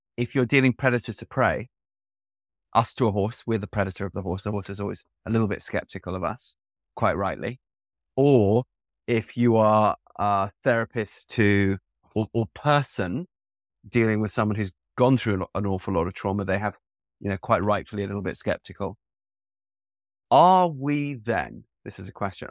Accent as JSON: {"language": "English", "region": "England", "country": "United Kingdom", "tie": "born or raised there", "said": "growing up in the type of school that I grew up with in Eng-, in England"}